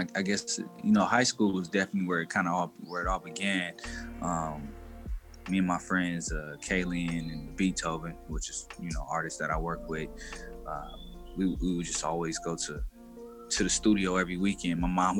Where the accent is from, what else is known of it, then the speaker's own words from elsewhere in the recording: Sacramento, California, United States; born there; Yeah, I was born in Sacramento, California. My family from New Orleans, my mom and my dad. So when they came to California, they kind of moved around a lot.